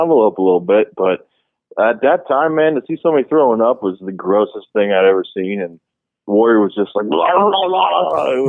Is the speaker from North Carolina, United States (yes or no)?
no; East Cleveland, Ohio, United States; I was born and raised just outside of Cleveland, Ohio, East Cleveland.